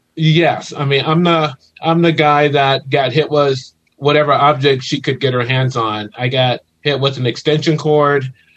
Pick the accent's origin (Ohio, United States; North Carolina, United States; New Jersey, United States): Ohio, United States; moved away as an adult; now in California, United States; originally I'm from Ohio